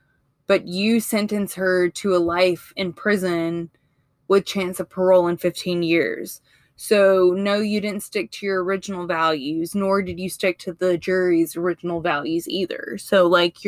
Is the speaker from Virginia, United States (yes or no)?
no; Mississippi, United States; now in Alabama, United States; I'm from Mississippi